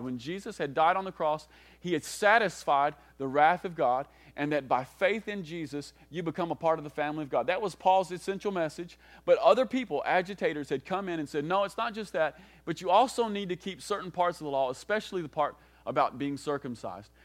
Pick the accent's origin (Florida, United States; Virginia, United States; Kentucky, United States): Kentucky, United States; most of us growing up in the South, most of us growing up in Kentucky especially, we, we've grown up with a certain kind of gospel